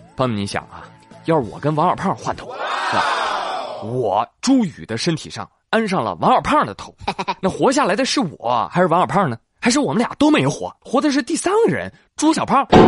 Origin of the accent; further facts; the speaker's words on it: China; 我毕竟我是中国人嘛